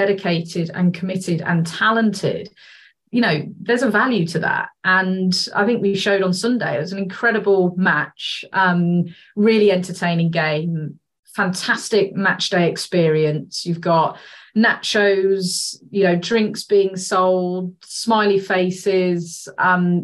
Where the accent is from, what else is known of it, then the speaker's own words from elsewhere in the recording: Worcester, West Midlands, United Kingdom; moved away; I'm from Worcester